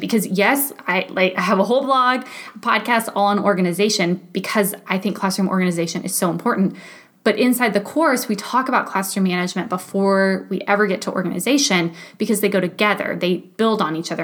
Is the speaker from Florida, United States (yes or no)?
no; Texas, United States; moved away as an adult; I'm from Texas, so winters there typically look like a cool 57